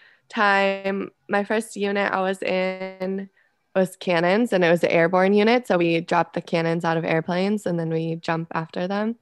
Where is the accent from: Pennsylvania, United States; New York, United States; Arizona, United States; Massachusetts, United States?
Arizona, United States; Scottsdale; moved away as an adult; also born or lived in Fort Sill, Oklahoma; I'm from Scottsdale, Arizona